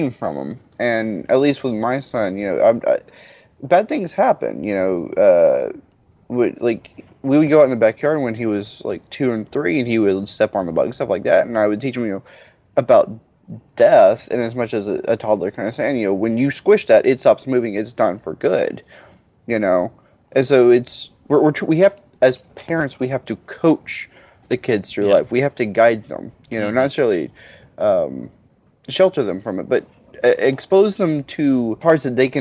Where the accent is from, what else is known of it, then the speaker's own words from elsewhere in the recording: Orange, Texas, United States; I grew up literally, Orange, Texas is where I grew up